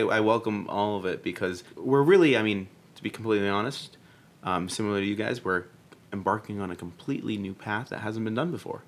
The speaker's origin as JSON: {"language": "English", "town": "Boston", "region": "Massachusetts", "country": "United States", "moved": "as an adult", "lives_now": "New York, United States", "said": "I'm actually from Boston"}